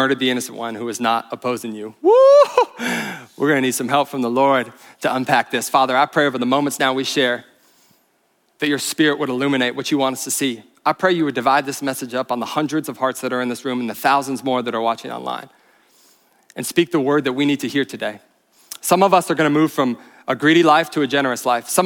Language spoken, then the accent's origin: English; Bozeman, Montana, United States; I'm from Bozeman, though. This is my hometown